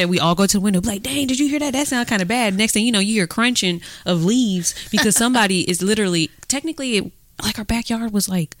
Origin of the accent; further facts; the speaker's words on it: Oakland, California, United States; growing up in Oakland